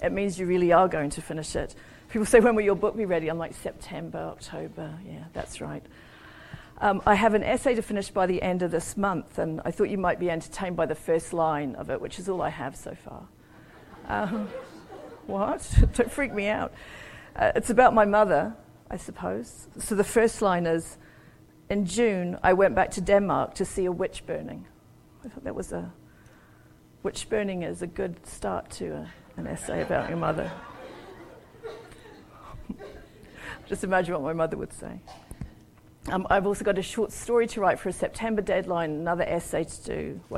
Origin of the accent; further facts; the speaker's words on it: Auckland, New Zealand; moved away as an adult; also born or lived in Sheffield, England / New Orleans; I was born and brought up in New Zealand, and I lived about 30 years overseas, and I just moved home about a year and a half ago, actually.